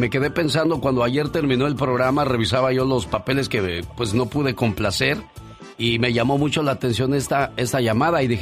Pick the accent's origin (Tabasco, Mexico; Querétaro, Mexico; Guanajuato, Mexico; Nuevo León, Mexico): Tabasco, Mexico; moved away; salí de Tabasco pero Tabasco nunca salió de mí.